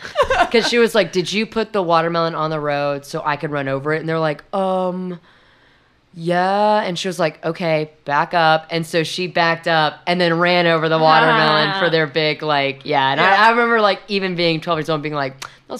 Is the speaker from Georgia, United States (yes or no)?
no; Houston, Texas, United States; No, Houston.